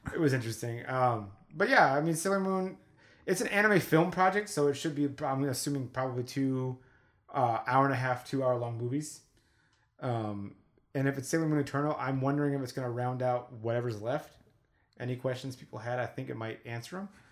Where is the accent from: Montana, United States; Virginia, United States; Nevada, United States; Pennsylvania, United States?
Nevada, United States; Las Vegas; we're from Las Vegas